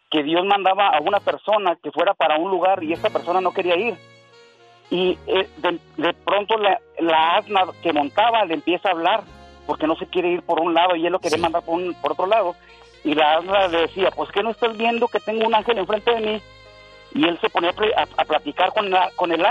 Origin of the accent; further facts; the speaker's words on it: Matamoros, Coahuila, Mexico; also born or lived in Torreón, Coahuila; yo soy de Matamoros, Coahuila, de Torreón, Coahuila